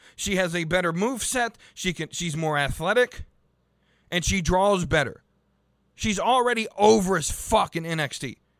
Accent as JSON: {"language": "English", "town": "Charlotte", "region": "North Carolina", "country": "United States", "tie": "born or raised there", "said": "my hometown of Charlotte, North Carolina"}